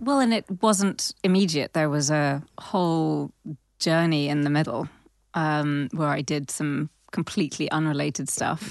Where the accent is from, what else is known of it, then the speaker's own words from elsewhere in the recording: London, United Kingdom; I grew up in Southwest London